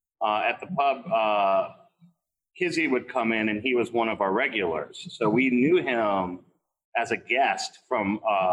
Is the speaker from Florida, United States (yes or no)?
yes; Florida, United States; moved away as an adult; now in Atlanta, United States; Miles and I grew up in a town in Florida called Port Warren.